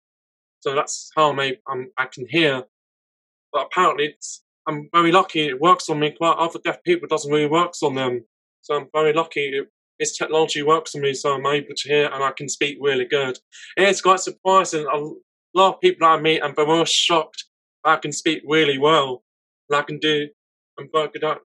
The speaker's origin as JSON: {"language": "English", "region": "Vienna", "country": "Austria", "tie": "born or raised there", "second_language": "English", "moved": "yes", "lives_now": "England", "said": "I was born in Vienna. That was my hometown, and then now I'm living in England."}